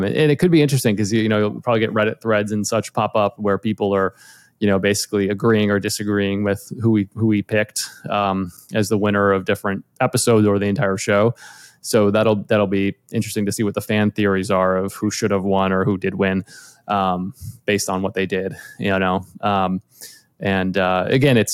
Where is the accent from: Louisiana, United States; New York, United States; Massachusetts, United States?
Massachusetts, United States; outside of Boston; moved away as an adult; now in Los Angeles, United States; I grew up in outside of Boston originally, and I moved to LA about almost 15 years ago now